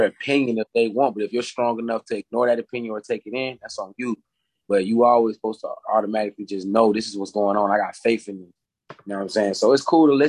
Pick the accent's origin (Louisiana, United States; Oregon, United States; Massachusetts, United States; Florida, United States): Florida, United States; Jacksonville; growing up in Duval County